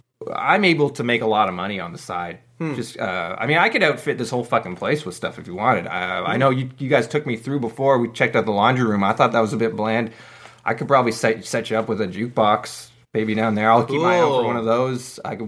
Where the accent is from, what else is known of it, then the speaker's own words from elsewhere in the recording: Mississauga, Ontario, Canada; I mean, we're from Mississauga.